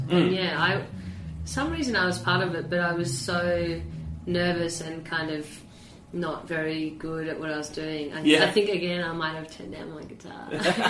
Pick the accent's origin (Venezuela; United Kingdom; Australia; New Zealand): Australia; Sydney, New South Wales; growing up in Sydney, well, anywhere I guess in Australia